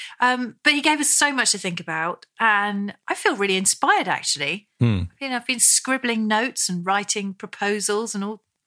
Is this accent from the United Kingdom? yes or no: yes; United Kingdom; As British people